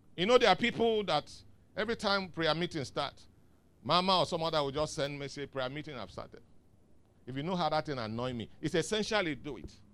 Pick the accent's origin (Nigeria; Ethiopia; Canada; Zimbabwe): Nigeria; the East, South East; now in Lagos, Nigeria; I came from the East